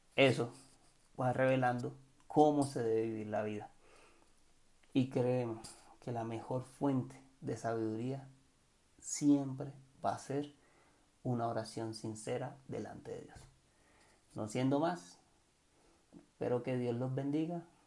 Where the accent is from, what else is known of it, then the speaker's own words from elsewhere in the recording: Cartagena, Bolívar, Colombia; yo soy de Cartagena